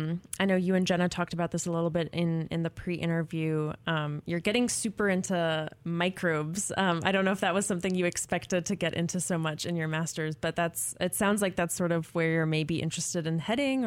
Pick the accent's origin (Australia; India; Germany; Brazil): Germany; English is a second language; My home country.